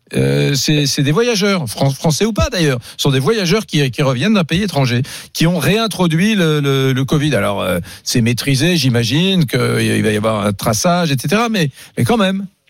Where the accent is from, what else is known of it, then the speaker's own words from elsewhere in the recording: Nantes, Pays de la Loire, France; j'ai grandi à Nantes